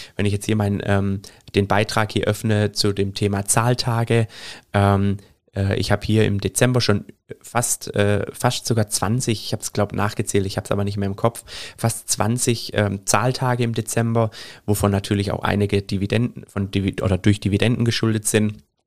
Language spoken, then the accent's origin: German; Germany; Bei uns in Deutschland